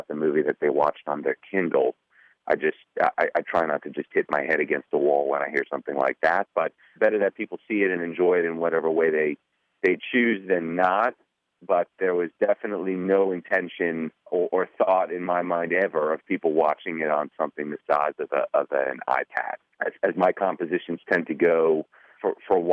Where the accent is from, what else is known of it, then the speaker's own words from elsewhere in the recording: Miami, Florida, United States; I'm from Miami